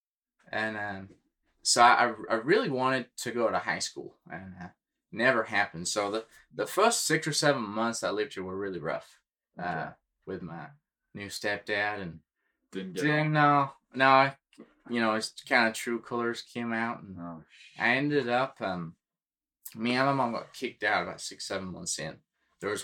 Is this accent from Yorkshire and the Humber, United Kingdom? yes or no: yes; Yorkshire and the Humber, United Kingdom; now in United States; I grew up in North Yorkshire, and I spent a large majority of my childhood on a big ranch.